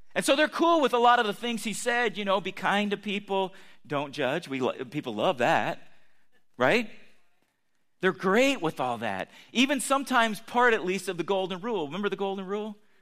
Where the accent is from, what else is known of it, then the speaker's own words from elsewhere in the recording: United States; I'm American